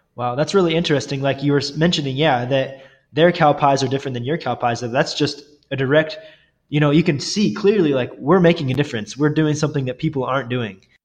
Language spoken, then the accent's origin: English; Northwest Missouri, United States; I grew up in Northwest Missouri